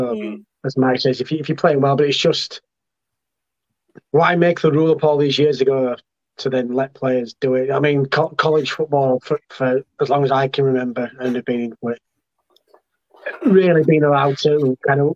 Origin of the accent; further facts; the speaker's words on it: Yorkshire and the Humber, United Kingdom; I'm from Yorkshire.